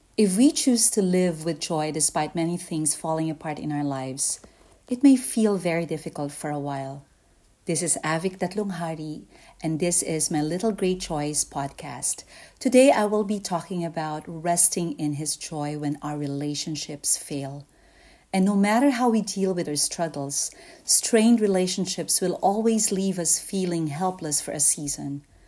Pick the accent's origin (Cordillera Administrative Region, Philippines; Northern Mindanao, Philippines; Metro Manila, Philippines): Metro Manila, Philippines; Pasig; moved away; back home in my hometown in Pasig